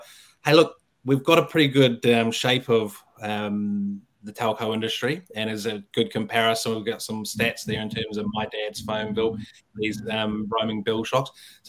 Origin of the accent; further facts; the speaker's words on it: London, United Kingdom; But I come from London where everyone lived on their mobile phone in 2002, like we do today.